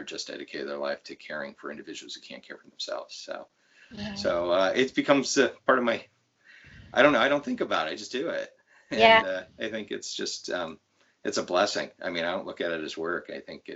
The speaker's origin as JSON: {"language": "English", "area": "Lancaster County", "region": "Pennsylvania", "country": "United States", "tie": "born or raised there", "said": "I grew up in the Lancaster County area"}